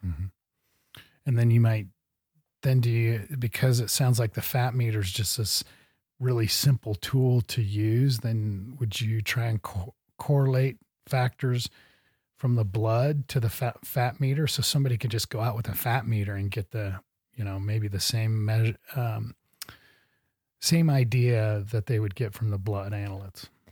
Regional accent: Midwest, United States; now in Montana, United States; I grew up in the Midwest

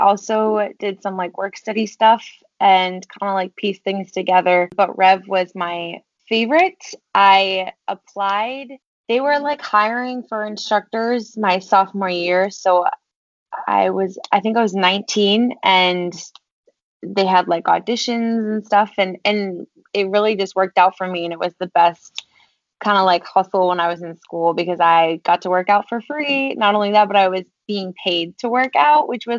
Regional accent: Vermont, United States; moved away as an adult; also born or lived in Maine / New York City; I'm originally from Vermont. So I grew up there. My family still lives there.

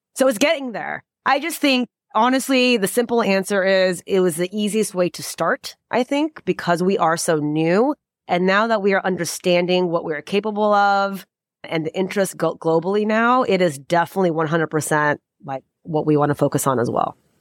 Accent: United States; I am Indian American

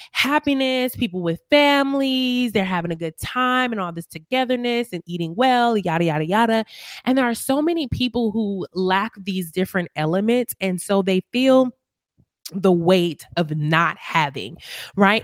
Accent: Milwaukee, Wisconsin, United States; moved away as an adult; now in Las Vegas, United States; I'm originally from Milwaukee, Wisconsin

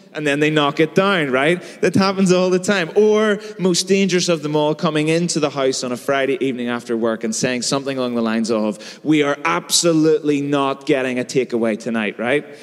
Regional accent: Belfast, Northern Ireland, United Kingdom; I've grown up in and around Belfast my whole life.

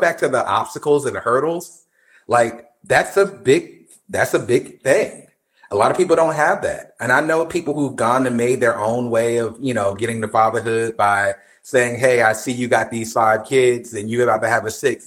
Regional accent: New Jersey, United States; I'm from Jersey.

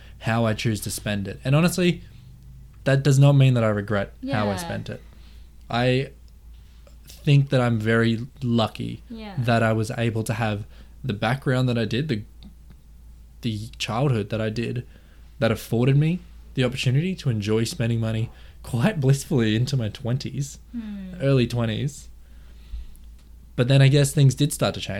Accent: Queensland, Australia; I was born in Australia. I grew up, you know, in the suburbs in Queensland.

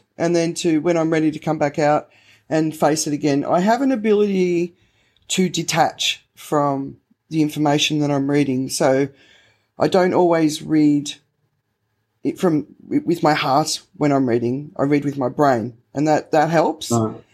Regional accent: Australia; I'm Australian

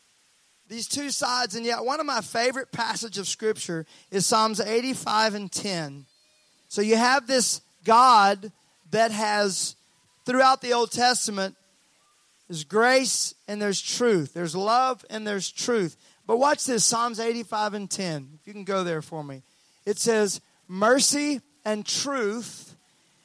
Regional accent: Mississippi, United States; I was raised in Mississippi.

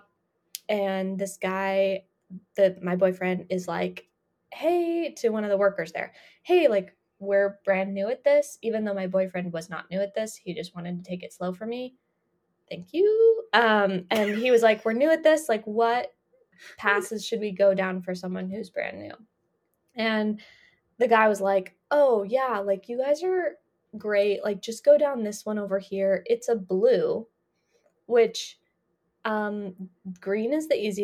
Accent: Colorado, United States; growing up in Colorado

